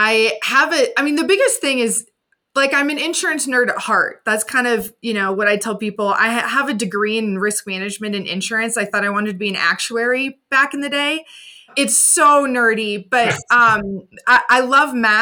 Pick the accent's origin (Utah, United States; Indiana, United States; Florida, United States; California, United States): Indiana, United States; moved away; went back home to my hometown in Indiana